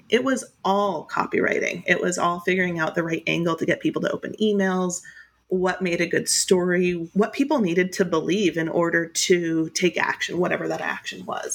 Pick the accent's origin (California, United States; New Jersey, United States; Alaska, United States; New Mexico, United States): Alaska, United States; I grew up in Alaska in a really small touristy town.